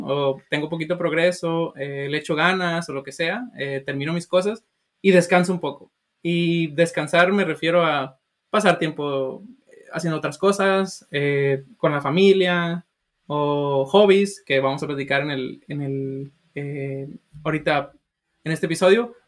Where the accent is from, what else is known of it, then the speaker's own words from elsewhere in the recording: Sinaloa, Mexico; now in United States; yo soy de Sinaloa